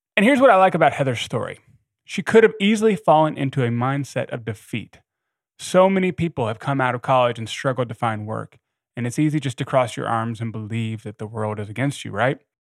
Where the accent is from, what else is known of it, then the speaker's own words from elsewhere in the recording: the South, United States; I grew up in the South